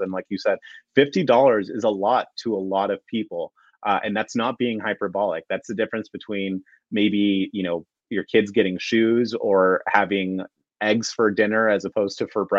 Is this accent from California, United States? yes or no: yes; California, United States; I'm from California